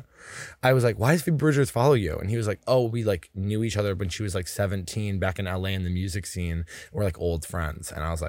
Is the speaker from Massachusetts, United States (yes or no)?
yes; the Berkshires, Massachusetts, United States; born or raised there